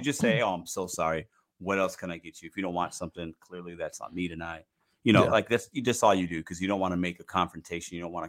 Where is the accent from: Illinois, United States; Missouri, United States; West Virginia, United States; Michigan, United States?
Illinois, United States; Chicago; if you put ketchup on hot dogs, you're a little crazy, but I'm from Chicago, so only mustard goes on hot dogs.